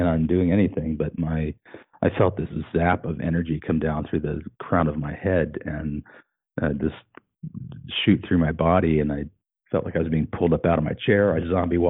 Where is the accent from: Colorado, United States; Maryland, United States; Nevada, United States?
Colorado, United States; moved away as an adult; now in Fraser Valley, Canada; in Colorado, where I had been since I was 10 years old